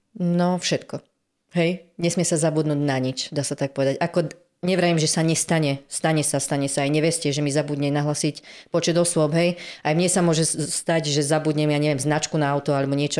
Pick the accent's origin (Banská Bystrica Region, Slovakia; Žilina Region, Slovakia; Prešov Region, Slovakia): Žilina Region, Slovakia; Námestovo; Som z námestova